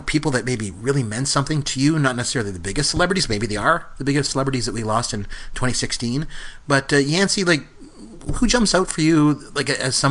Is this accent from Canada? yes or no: yes; Canada; I'm Canadian.